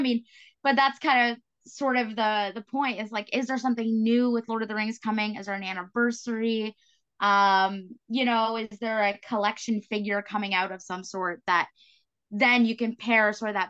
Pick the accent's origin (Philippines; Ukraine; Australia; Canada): Canada; East Coast; I'm from the East Coast, so I can say this, but you know, a band toured in New Brunswick.